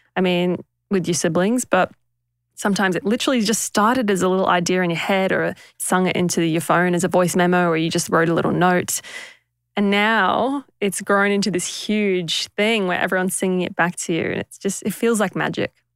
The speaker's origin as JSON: {"language": "English", "country": "Papua New Guinea", "tie": "born or raised there", "moved": "yes", "said": "we grew up in Papua New Guinea"}